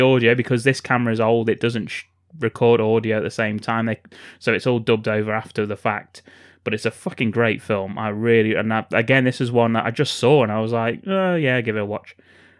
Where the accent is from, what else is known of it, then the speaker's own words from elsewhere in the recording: England, United Kingdom; Well, that's because we're English, Ken.